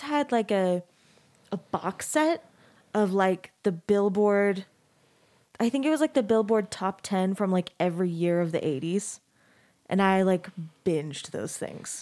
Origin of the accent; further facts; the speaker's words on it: Arizona, United States; moved away as an adult; also born or lived in Texas; now in Salt Lake City, United States; I grew up in Arizona